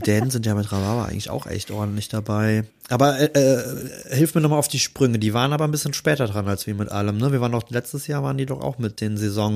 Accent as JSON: {"language": "German", "region": "Rhineland", "country": "Germany", "said": "als Rheinländer"}